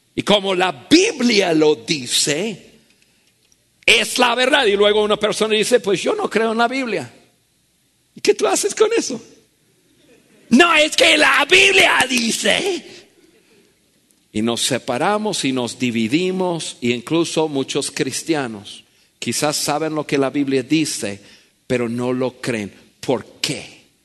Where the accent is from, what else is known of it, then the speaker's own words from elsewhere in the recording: United States; Spanish is a second language; moved away as an adult; now in Mexico; En mi país, yo nací en Estados Unidos